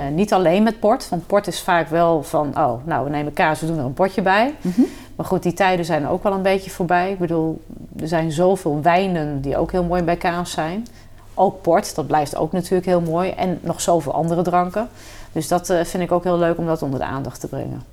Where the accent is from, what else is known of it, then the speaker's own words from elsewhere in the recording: Kampen, Overijssel, Netherlands; gewoon lokaal in Kampen, waar ik vandaan kom